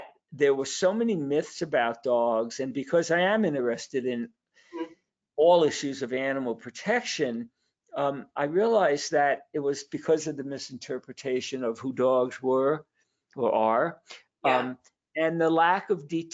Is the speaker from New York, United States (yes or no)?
yes; New York City, New York, United States; I was born in Brooklyn, New York